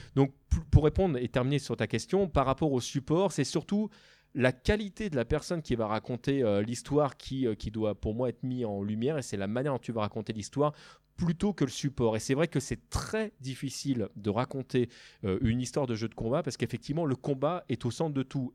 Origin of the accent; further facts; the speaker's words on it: France; en tant que Français